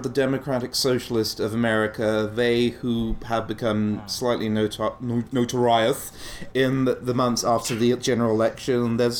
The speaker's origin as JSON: {"language": "English", "town": "Taunton", "region": "South West England", "country": "United Kingdom", "tie": "born or raised there", "moved": "as an adult", "said": "back in my hometown of Taunton"}